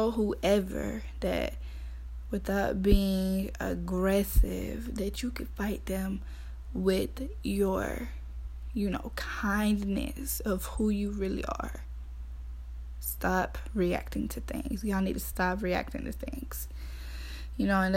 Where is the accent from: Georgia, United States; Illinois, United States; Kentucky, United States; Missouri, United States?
Georgia, United States; Athens; I'm from Athens, Georgia. Clark County